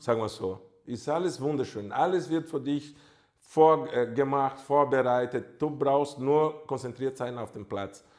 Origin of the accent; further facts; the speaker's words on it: Brazil; German is a second language; moved away as an adult; also born or lived in Germany; ich bin halt Brasilianer